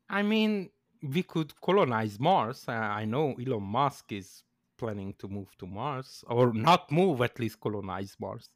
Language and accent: English; Canada; As a Canadian